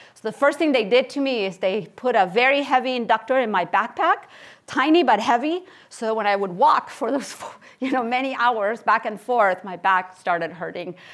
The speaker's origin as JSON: {"language": "English", "town": "Barcelona", "region": "Catalonia", "country": "Spain", "tie": "born or raised there", "also_born_or_lived": "Kansas City, Missouri / Stanford, California", "moved": "as an adult", "said": "I was born in Barcelona, Spain, and I spent, uh, my childhood and my teenage years there."}